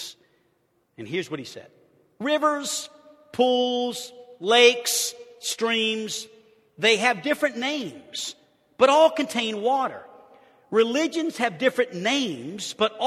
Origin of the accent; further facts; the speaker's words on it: New Orleans, Louisiana, United States; as a young kid, I grew up in New Orleans, Louisiana